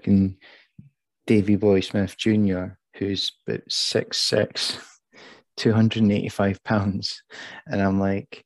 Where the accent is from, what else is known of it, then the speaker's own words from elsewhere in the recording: Perth, Scotland, United Kingdom; it's Perth, it's my hometown